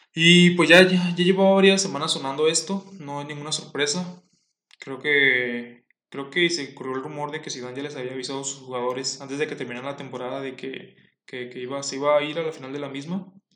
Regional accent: Comarca Lagunera, Mexico; Soy de la comarca lagunera

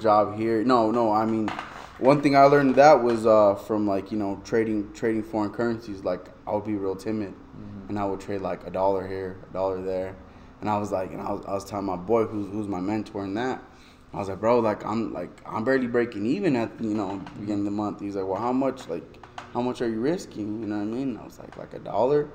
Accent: Albuquerque, New Mexico, United States; born or raised there

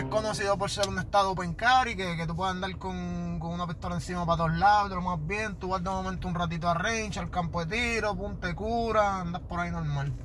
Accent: Carolina, Puerto Rico; Soy de Carolina

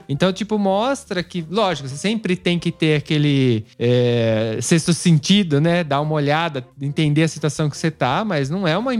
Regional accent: Brazil; a gente é brasileiro

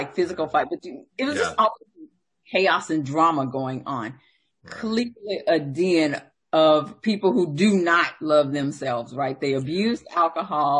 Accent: the South, United States; I'm from the South.

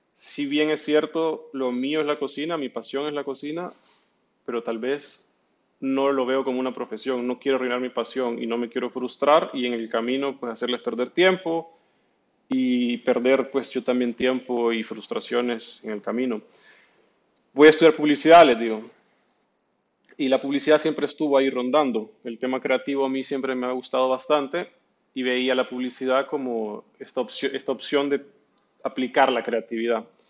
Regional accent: El Salvador; also born or lived in Argentina; nosotros como centroamericanos, sobre todo salvadoreños

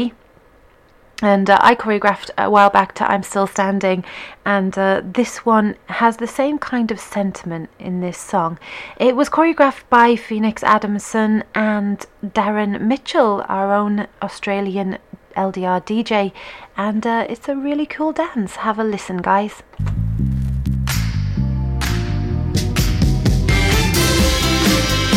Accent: England, United Kingdom; being an English person

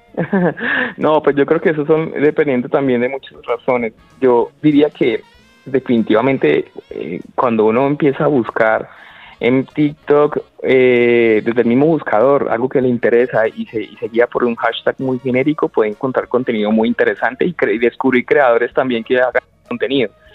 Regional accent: Colombia; nosotros como colombianos

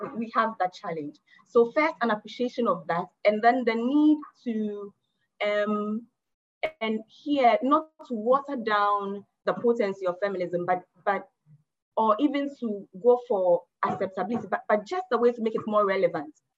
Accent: Ghana; I'm speaking as a Ghanaian um, woman

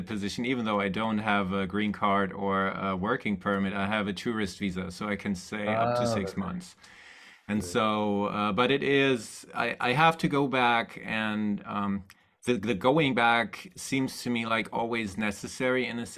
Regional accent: Germany; moved away as an adult; also born or lived in Hawaii; I've been in my hometown actually for the last 6 months

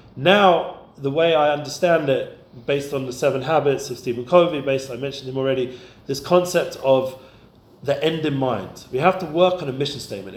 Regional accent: London, United Kingdom; when I grew up in London.

